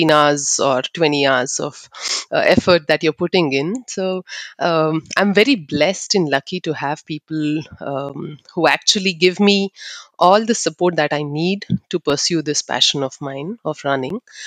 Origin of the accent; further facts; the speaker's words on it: Bangalore, Karnataka, India; I'm from Bangalore. I was born and brought up in Bangalore, but I'm from the Malnad region of Sagar and Sirsi. That's where my parents are from